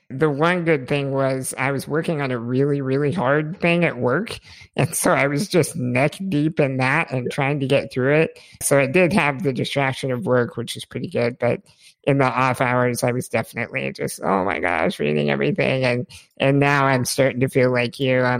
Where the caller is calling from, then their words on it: Oklahoma, United States; I'm in Oklahoma, so right about in the middle of the U.S.